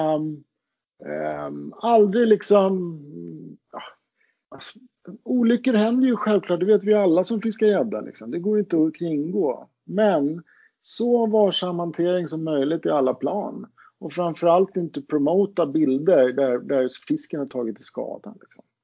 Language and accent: Swedish; Roslagen, Stockholm County, Sweden; jag kommer ju från Roslagen